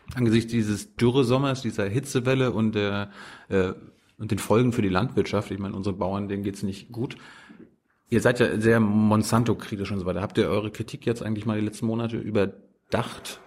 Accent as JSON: {"language": "German", "region": "Mecklenburg-Vorpommern", "country": "Germany", "tie": "born or raised there", "said": "Ich bin in Mecklenburg aufgewachsen"}